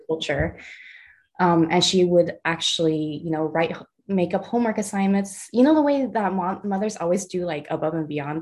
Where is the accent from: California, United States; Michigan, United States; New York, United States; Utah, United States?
California, United States; Los Angeles; first language Mandarin; English is a second language; I grew up in San Pedro, which is by the water in uh